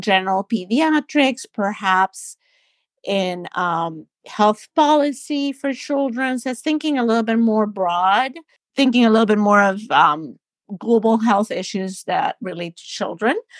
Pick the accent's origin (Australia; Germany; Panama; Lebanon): Panama; moved away as an adult; also born or lived in New Jersey / Philadelphia; now in Baltimore, United States; I'm from Panama in Central America, and, um, I went to medical school